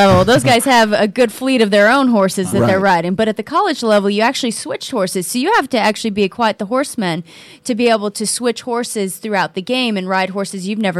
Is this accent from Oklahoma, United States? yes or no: yes; Oklahoma, United States; So my background is I grew up in Oklahoma, and most people obviously think of Oklahoma as being the country, and it is.